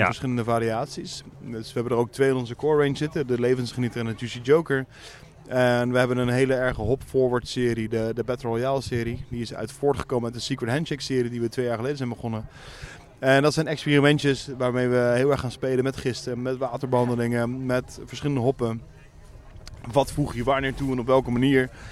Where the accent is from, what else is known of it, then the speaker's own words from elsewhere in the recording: The Hague, South Holland, Netherlands; Geboren en getogen in Den Haag.